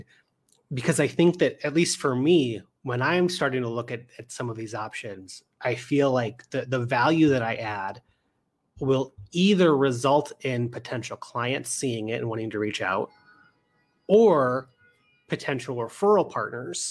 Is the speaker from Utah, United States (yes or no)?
no; St. Louis, Missouri, United States; now in Chicago, United States; I live here in Chicago, but I'm from St. Louis